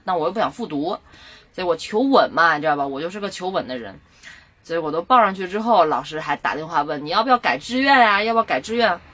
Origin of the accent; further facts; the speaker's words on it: northern China, China; 后来我是北方人嘛，就觉得可能去北京更熟悉一些